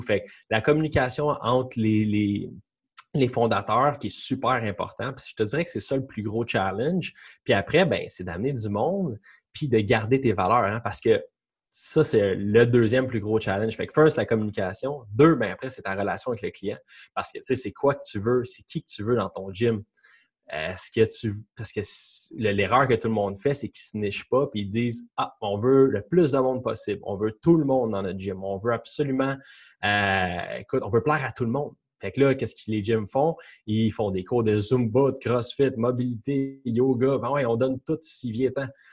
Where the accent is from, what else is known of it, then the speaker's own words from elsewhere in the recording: Quebec, Canada; je suis québécois